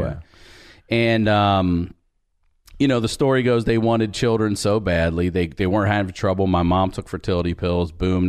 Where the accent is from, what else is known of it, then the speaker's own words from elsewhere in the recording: Baltimore, Maryland, United States; I'm originally from Baltimore. Grew up out in the county.